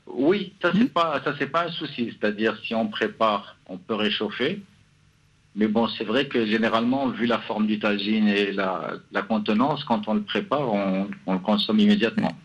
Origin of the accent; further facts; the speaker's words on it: Morocco; now in Casablanca, Morocco; je suis marocain.